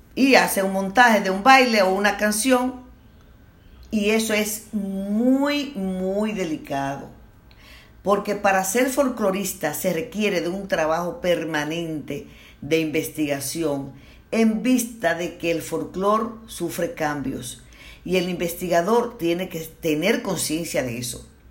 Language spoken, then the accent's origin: Spanish; Dominican Republic